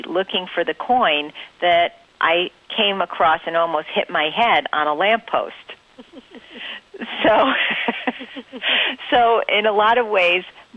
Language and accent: English; Winsted, Connecticut, United States; I grew up in Connecticut